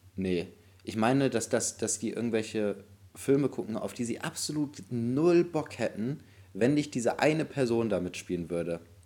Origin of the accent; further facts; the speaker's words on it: Bremen, Germany; bei uns in Bremen